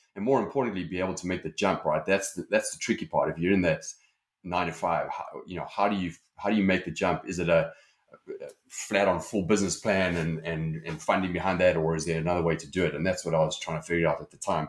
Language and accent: English; Johannesburg, Gauteng, South Africa; accent: South African; my accent is, is South African. So, uh, you know, I grew up in South Africa, Johannesburg